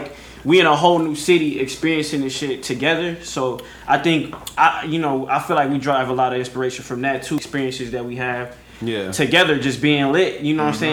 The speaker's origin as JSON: {"language": "English", "town": "Milwaukee", "region": "Wisconsin", "country": "United States", "said": "coming from Milwaukee and like being able to rep it, because like I said, I take a lot of pride in the city"}